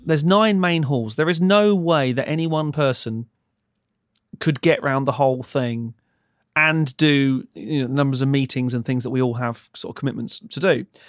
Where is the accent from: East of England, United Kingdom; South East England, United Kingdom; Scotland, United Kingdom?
East of England, United Kingdom; Ipswich; moved away; also born or lived in London; I'm from London, but originally I'm from a little town called Ipswich.